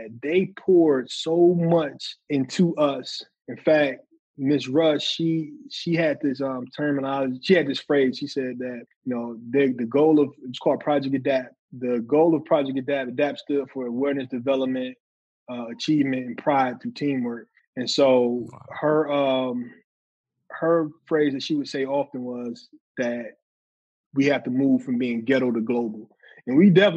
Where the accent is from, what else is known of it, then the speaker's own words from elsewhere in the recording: Detroit, Michigan, United States; I was born and raised in Detroit, Michigan